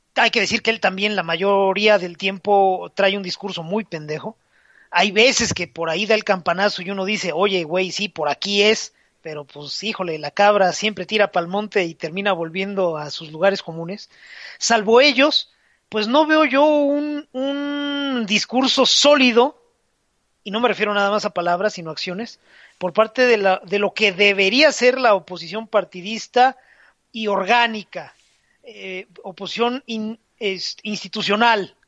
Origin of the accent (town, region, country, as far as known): Mexico